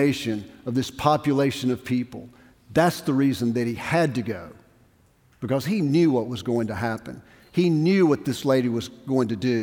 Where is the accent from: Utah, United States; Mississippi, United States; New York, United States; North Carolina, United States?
Mississippi, United States; Brookhaven; moved away; I'm from Brookhaven, Mississippi.